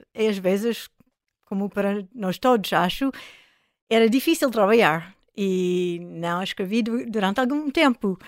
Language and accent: Portuguese; United States; Portuguese is a second language; moved away as an adult; also born or lived in France; now in Porto, Portugal; sou americana de, origem